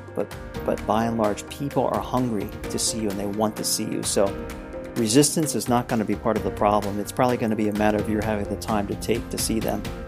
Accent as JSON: {"language": "English", "town": "Lancaster", "region": "Pennsylvania", "country": "United States", "moved": "as an adult", "lives_now": "New Hampshire, United States", "said": "I came to know Christ, uh, when I was thirteen at our home church back in Pennsylvania"}